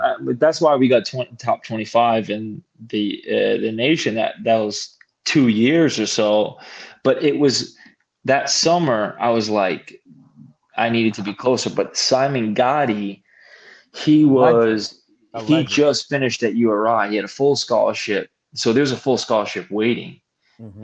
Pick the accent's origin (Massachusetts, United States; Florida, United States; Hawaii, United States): Massachusetts, United States; border with Rhode Island; I was from Mass, obviously. I was from you know the the border of um, Mass and Rhode Island